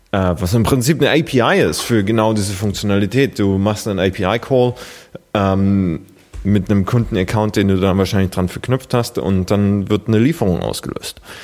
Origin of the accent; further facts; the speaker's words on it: Germany; als Deutscher